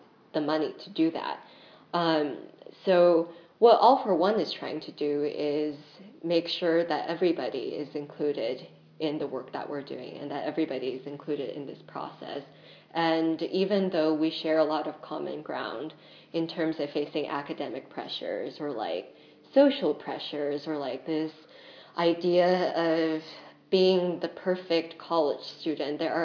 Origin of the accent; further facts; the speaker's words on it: Bay Area by San Francisco, California, United States; moved away as an adult; I grew up in the Bay Area by San Francisco